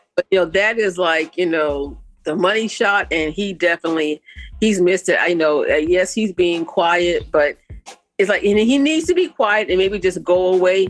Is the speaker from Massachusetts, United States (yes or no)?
yes; Boston, Massachusetts, United States; my hometown of Boston, Massachusetts